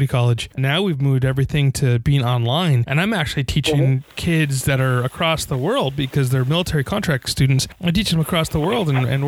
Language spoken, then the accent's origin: English; New York, United States; now in California, United States; growing up in New York, in high school